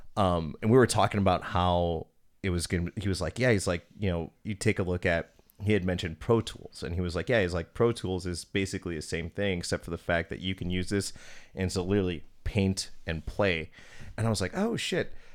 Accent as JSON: {"language": "English", "town": "Oak Creek", "region": "Wisconsin", "country": "United States", "tie": "born or raised there", "said": "growing up in Oak Creek, we had a T V production studio"}